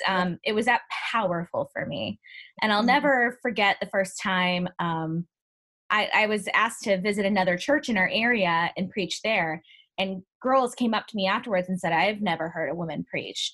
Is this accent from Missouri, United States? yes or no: yes; Ferguson, Missouri, United States; moved away; I grew up in Ferguson, and not being home for the uprising